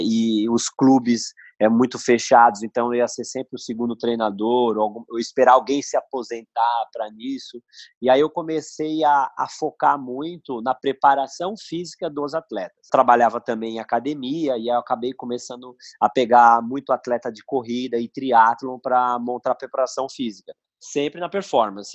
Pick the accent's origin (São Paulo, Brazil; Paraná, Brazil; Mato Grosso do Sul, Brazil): São Paulo, Brazil; sou daqui de São Paulo